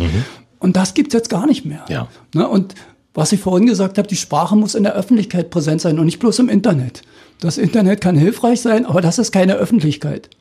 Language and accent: German; Spreewald, Lusatia, Brandenburg, Germany; accent: Spreewälder Mundart; moved away as an adult; also born or lived in Dissen; now in Cottbus, Germany; in meinem Heimatdorf weiß ich es ja genau, bis 1815 wurde praktisch nicht Deutsch gesprochen